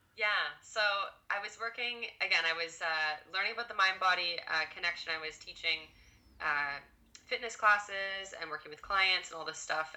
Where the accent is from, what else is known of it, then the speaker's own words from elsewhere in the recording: Ottawa, Ontario, Canada; born and raised in Ottawa